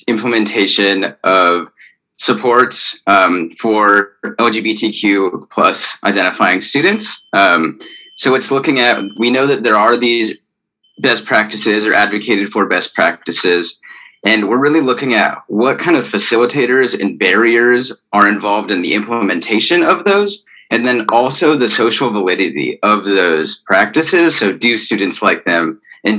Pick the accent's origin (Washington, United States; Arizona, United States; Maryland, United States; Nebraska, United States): Arizona, United States; moved away; I'm from Arizona